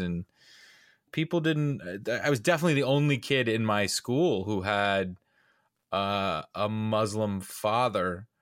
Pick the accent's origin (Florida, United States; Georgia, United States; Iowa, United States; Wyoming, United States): Georgia, United States; Atlanta; I was born and raised in Atlanta